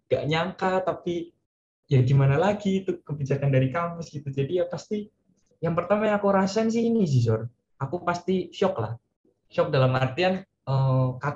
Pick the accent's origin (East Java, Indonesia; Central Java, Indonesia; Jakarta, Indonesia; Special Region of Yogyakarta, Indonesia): Central Java, Indonesia; Purwokerto; aku dari Purwokerto Jawa Tengah dan sekarang aku uh, di jurusan Teknik Geodesi Universitas Gajah Mada